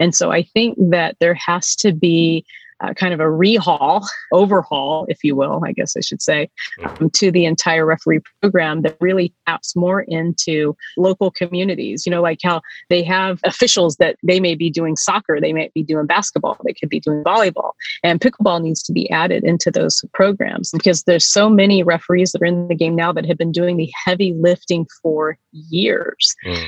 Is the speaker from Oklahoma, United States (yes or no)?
no; Surprise, Arizona, United States; as I was growing up in Surprise, Arizona.